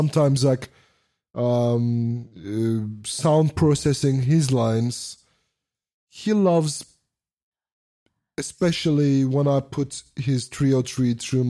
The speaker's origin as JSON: {"language": "English", "region": "Vienna", "country": "Austria", "said": "We're both from Vienna"}